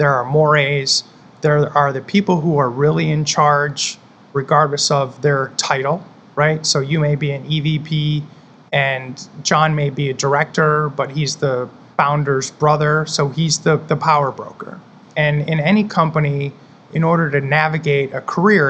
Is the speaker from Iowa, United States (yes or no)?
no; Michigan, United States; now in Tampa, United States; I live in Tampa, and then I was born and raised in Michigan